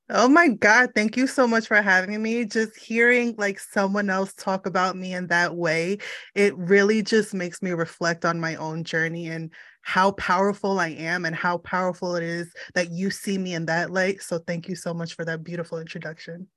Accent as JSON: {"language": "English", "country": "United States", "tie": "born or raised there", "said": "I am of Puerto Rican descent, but I was born in the States"}